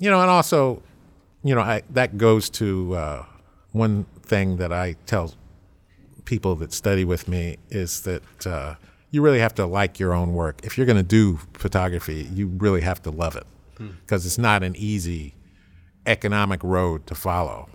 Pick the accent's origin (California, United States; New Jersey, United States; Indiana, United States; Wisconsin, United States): California, United States; Berkeley; moved away as an adult; also born or lived in Los Angeles / Harlem, New York; now in New York, United States; when I grew up in Berkeley